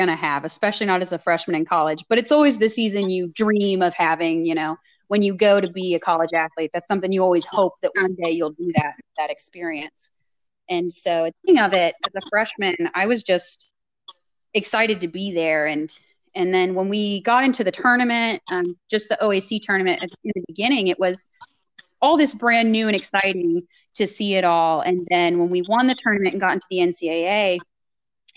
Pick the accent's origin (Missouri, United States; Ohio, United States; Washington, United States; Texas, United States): Ohio, United States; I knew I wanted to stay in Ohio and within a few hours of where my family lived